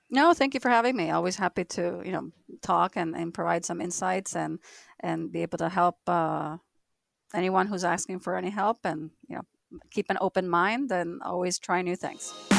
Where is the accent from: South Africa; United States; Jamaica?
United States; as an American, I'm living in two different countries